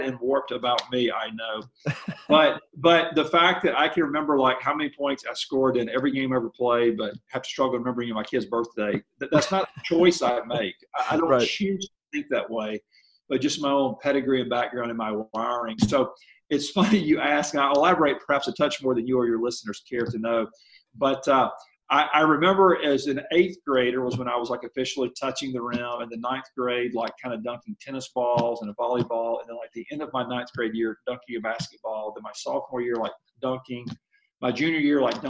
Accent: Mobile, Alabama, United States; now in Kansas City, United States; I'm from Mobile, Alabama. My wife is as well. We met down there

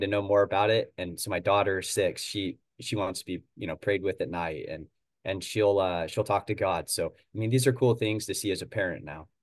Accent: Oregon, United States; Portland is, uh, two hours north of where I'm from

